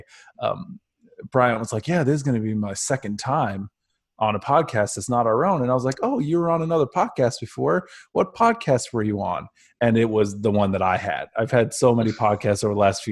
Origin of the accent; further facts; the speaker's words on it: Northeast Ohio, United States; I'm from Northeast Ohio